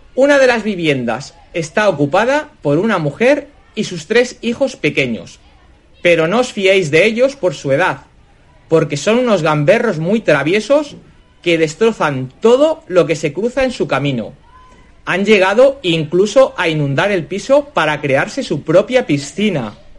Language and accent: Spanish; Barcelona, Catalonia, Spain; moved away as an adult; a pesar de haber nacido y crecido en Barcelona, mis padres provienen del centro y del norte de España